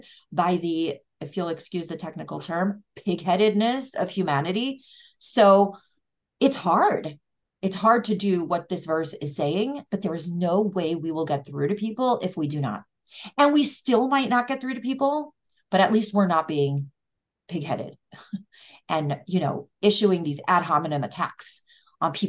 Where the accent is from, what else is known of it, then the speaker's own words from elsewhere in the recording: United States; first language English; also born or lived in Israel; very American and English is my first language